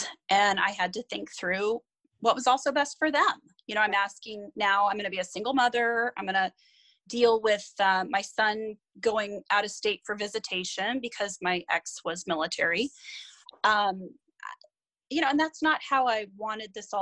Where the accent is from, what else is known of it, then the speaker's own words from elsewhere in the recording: San Diego, California, United States; moved away as an adult; I grew up in San Diego with my parents and older brother